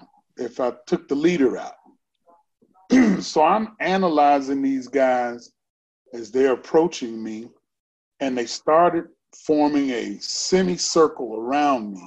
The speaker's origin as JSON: {"language": "English", "town": "Chicago", "region": "Illinois", "country": "United States", "tie": "born or raised there", "said": "Growing up in Chicago, I lived in a community called Grove Heights"}